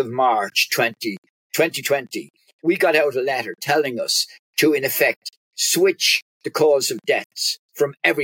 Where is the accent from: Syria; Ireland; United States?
Ireland; accent: Irish; We're Ireland.